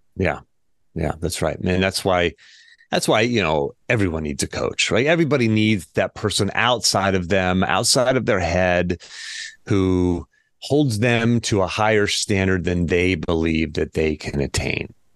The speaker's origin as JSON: {"language": "English", "town": "Pittsburgh", "region": "Pennsylvania", "country": "United States", "tie": "born or raised there", "moved": "yes", "lives_now": "Charlottesville, United States", "said": "born and raised in Pittsburgh, Pennsylvania. Uh, I currently live in Charlottesville, Virginia"}